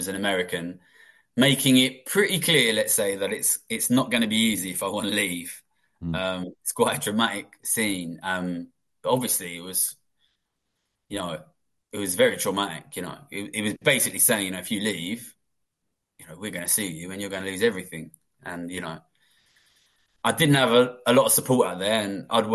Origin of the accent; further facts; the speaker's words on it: London, United Kingdom; also born or lived in Tokyo; I grew up in London